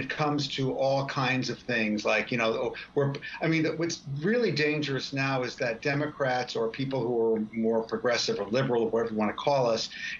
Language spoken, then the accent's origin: English; Vermont, United States; now in Florida, United States; I'm not from Florida. I'm actually from Vermont.